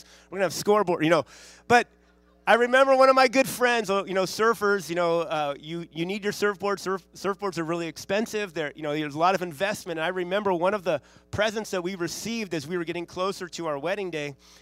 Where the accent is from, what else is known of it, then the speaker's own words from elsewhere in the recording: Santa Monica, California, United States; my wife and I grew up in Santa Monica, or the Santa Monica, L.A. area. It's the west side of L.A.